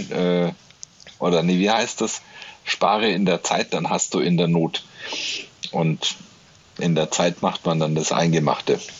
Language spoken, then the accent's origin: German; Nuremberg, Bavaria, Germany; du und ich, wir sind beide aus Nürnberg. Wir sind hier geboren, wir sind Bayern irgendwie. Also auch wenn wir eigentlich Franken sind.